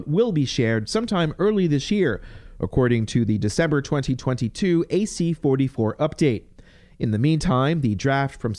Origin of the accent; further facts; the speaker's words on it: Campbell County, Virginia, United States; I grew up in Campbell County, and I'm always spending a lot of time there